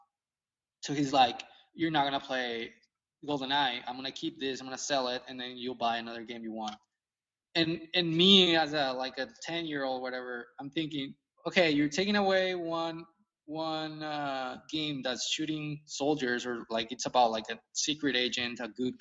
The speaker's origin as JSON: {"language": "English", "country": "Mexico", "tie": "born or raised there", "moved": "yes", "lives_now": "San Antonio, United States", "said": "I grew up in Mexico"}